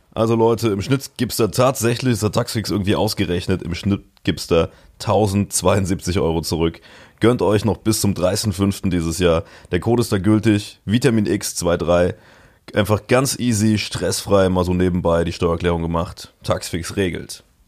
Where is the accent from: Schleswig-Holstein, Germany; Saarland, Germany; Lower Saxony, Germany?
Saarland, Germany; region around Dillinger Hütte; der größte Arbeitgeber in meiner Heimatregion